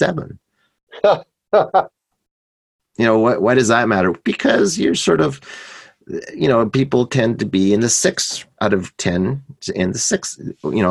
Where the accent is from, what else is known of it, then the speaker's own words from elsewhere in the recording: Canada; I'm Canadian